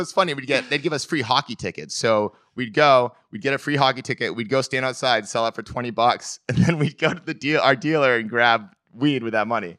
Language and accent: English; Belgrade, Maine, United States; I was born in Maine, uh, a town called Belgrade.